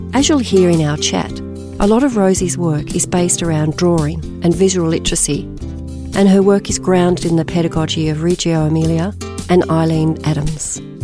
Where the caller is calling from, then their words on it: Brisbane, Queensland, Australia; I'm calling in from Mianjin, Brisbane